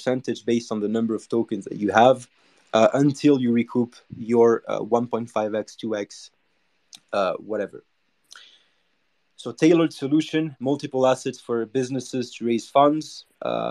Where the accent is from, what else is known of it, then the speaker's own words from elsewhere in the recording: Monaco; I'm from Monaco